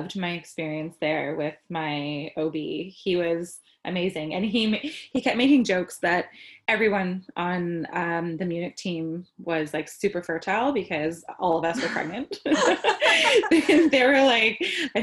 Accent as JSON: {"language": "English", "town": "Toronto", "region": "Ontario", "country": "Canada", "also_born_or_lived": "Austria", "moved": "as an adult", "said": "We are from Toronto, Canada"}